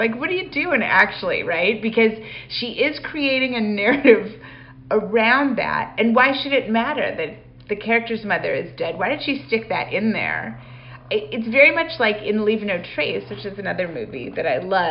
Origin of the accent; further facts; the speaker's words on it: Calgary, Alberta, Canada; I grew up in Calgary going to the Stampede